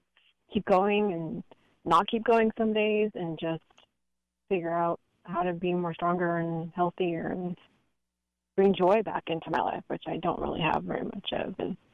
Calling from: San Francisco, California, United States; I'm calling from the San Francisco area.

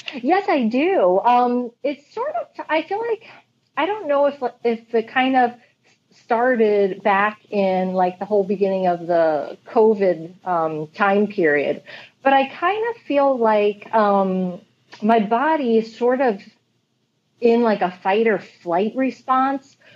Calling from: Huntington, New York, United States; I am calling from Huntington, Long Island, New York

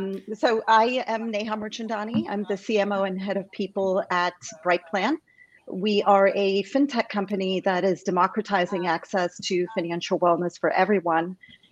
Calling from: California, United States; I'm calling from sunny California

